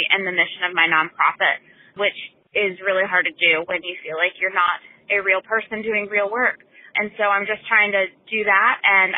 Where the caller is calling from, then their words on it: Richmond, Virginia, United States; I am calling from Richmond, Virginia